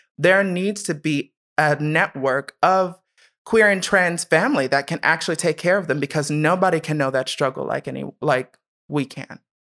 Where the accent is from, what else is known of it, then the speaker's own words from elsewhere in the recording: Columbus, Ohio, United States; also born or lived in Steubenville, Ohio; I was born in Steubenville, Ohio, but raised in Columbus.